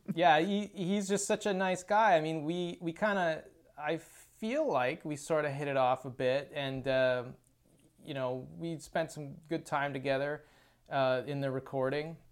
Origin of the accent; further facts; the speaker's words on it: Chilliwack, British Columbia, Canada; That's that's my hometown. It's where I was born and raised